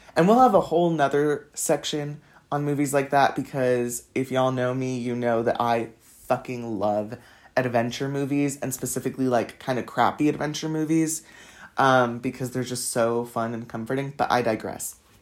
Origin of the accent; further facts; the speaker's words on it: Los Angeles, California, United States; moved away as an adult; also born or lived in south of France; now in France; I'm from Los Angeles